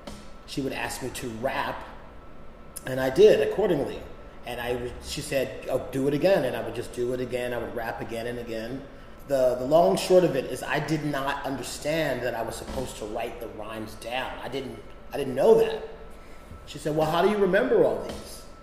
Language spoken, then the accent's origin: English; Philadelphia, Pennsylvania, United States; I grew up in Philadelphia